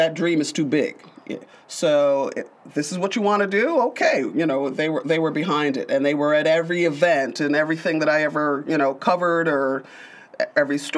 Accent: Syracuse, New York, United States; also born or lived in England; Growing up in Central New York, in North Syracuse

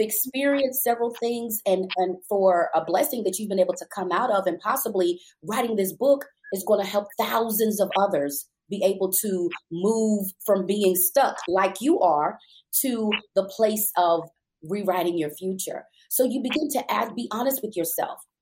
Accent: New York City, New York, United States; moved away as an adult; I am a native New Yorker. I was born and raised in Brooklyn

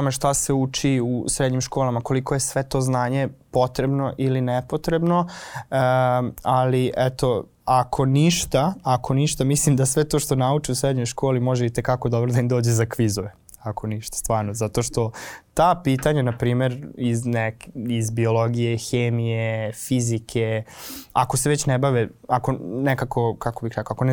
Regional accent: Novi Sad, Vojvodina, Serbia; kod nas u Novom Sadu

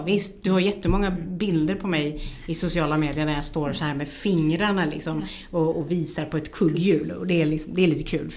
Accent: Sweden; jag som, som svensk

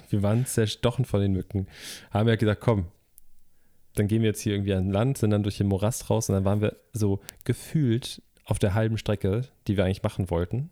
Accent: Germany; Ich bin ja am Alsterlauf groß geworden

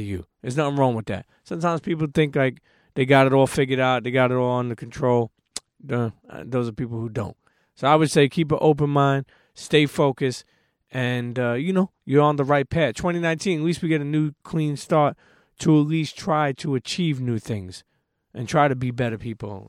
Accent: New York City, New York, United States; where I grew up is New York City

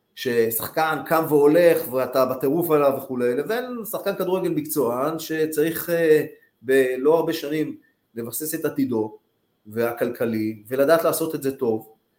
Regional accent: Tel Aviv, Tel Aviv District, Israel; גרתי ליד כיכר דיזינגוף

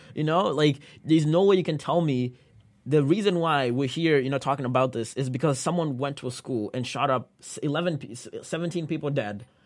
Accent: Kenya; now in United States; I was born and raised in Kenya

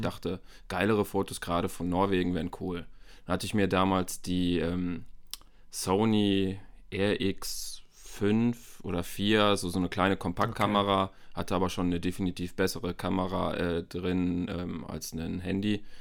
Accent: Bielefeld, North Rhine-Westphalia, Germany; Ich komme auch hier aus Bielefeld, so wie

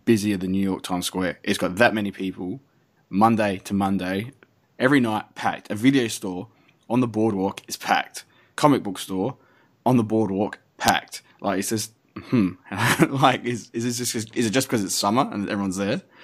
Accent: Adelaide, South Australia, Australia; moved away; Having come from Adelaide, the actual murder capital of the world

